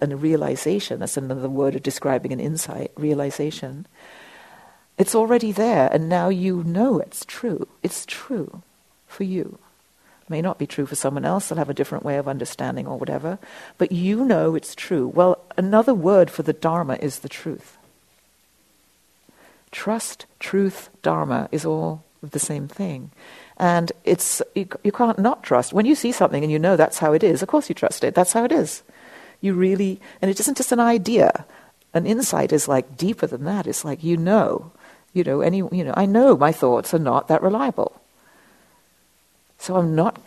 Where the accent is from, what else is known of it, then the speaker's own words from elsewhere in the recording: England, United Kingdom; being English